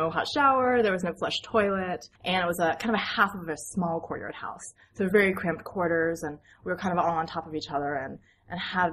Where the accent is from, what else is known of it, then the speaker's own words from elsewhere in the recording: United States; I'm American.